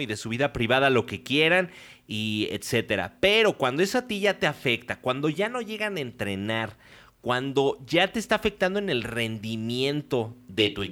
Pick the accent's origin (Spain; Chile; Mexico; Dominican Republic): Mexico; Mexico City; de Ciudad de México